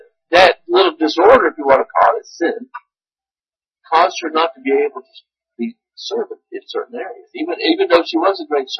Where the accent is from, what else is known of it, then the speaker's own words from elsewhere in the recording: United States; as an American